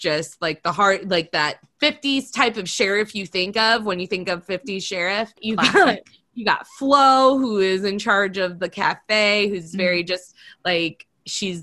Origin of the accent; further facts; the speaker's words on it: Indiana, United States; we grew up in Indiana, so NASCAR and Indy 500 and all the things were huge.